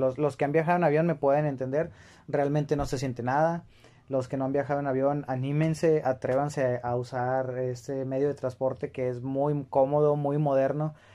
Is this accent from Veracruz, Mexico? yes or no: no; Monterrey, Nuevo León, Mexico; somos de aquí de Monterrey. A lo mejor porque nos gusta mucho presumir que somos de aquí de, Nuevo León o de Monterrey